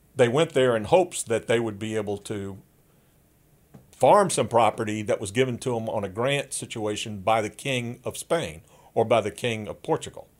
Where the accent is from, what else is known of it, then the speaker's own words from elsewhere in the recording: the Jim Crow South, United States; I grew up in in the Jim Crow South.